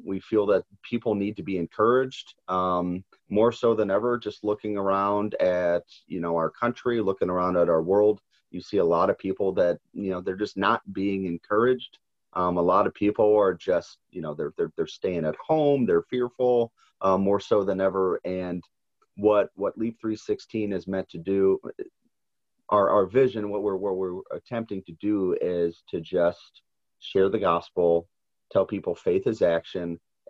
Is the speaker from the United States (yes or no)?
yes; St. Louis, Missouri, United States; I'm born and raised in St. Louis. So I'm a very proud, you know, St. Louis native, love the history, love the food, love the people.